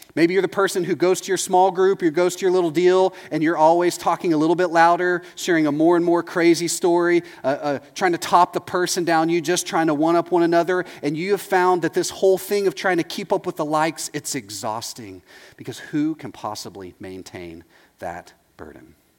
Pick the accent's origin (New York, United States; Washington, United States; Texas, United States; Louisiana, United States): Texas, United States; moved away as an adult; now in Orlando, United States; I'm from Texas.